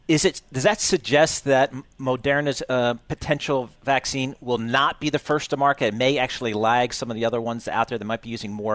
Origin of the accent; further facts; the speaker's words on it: New Jersey, United States; accent: Jersey; Maybe it's just my Jersey accent, maybe.